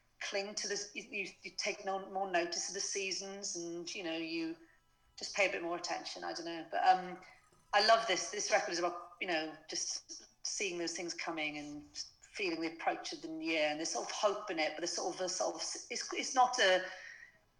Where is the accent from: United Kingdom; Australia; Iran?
United Kingdom; Wales; moved away as an adult; also born or lived in London; now in Abergavenny, United Kingdom; I grew up in Wales.